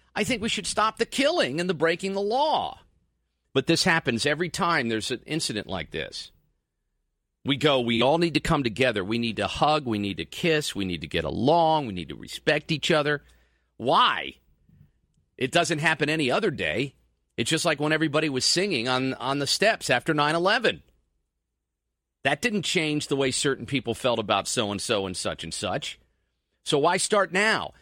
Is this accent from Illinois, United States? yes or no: no; New Jersey, United States; I'm from Jersey, so I call everybody guys